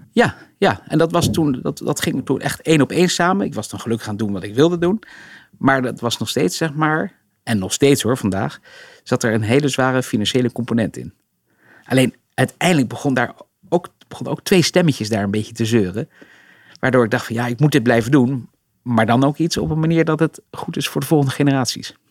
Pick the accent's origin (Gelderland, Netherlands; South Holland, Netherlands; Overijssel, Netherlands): South Holland, Netherlands; Rotterdam; we zijn natuurlijk opgegroeid in Rotterdam